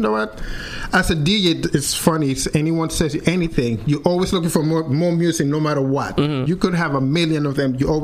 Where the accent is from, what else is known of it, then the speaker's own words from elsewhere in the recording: Caracas, Capital District, Venezuela; now in United States; as a teenager in Venezuela, I'm from Caracas, from the city